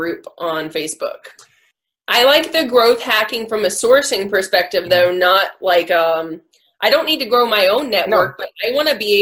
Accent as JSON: {"language": "English", "country": "United States", "said": "I'm American"}